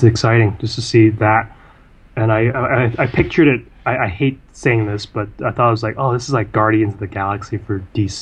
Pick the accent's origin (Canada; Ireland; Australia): Canada; I'm Canadian Chinese